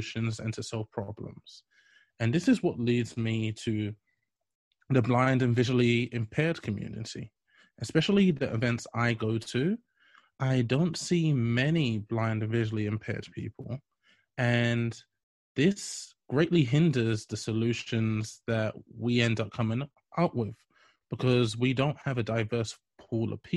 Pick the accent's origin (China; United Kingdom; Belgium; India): United Kingdom; London; moved away as an adult; also born or lived in Alabama, United States; I was born and raised in London